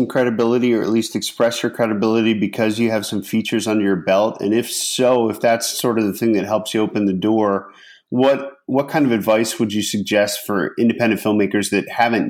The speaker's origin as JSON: {"language": "English", "region": "Pennsylvania", "country": "United States", "tie": "born or raised there", "moved": "yes", "said": "I'm from the East Coast. So I grew up in Pennsylvania. And, you know, where I grew up in Pennsylvania, I would consider Washington, D.C. to be in my area."}